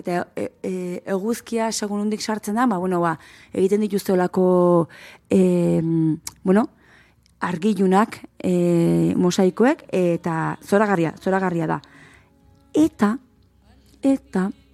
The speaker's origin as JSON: {"language": "Basque", "town": "Berrobi", "region": "Basque Country", "country": "Spain", "tie": "born or raised there", "said": "txikitan guri eh, berrobiko eskolan maizuk ipuinak irakurtu zizkeun"}